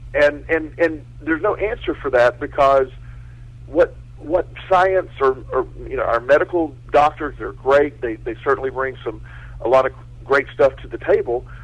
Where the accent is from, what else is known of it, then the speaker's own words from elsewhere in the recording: Florida, United States; growing up in Florida, I grew up with a lot of hurricanes.